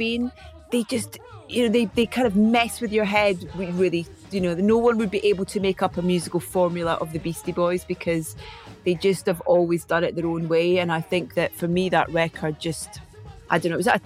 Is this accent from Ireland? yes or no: no; Scotland, United Kingdom; Being Scottish.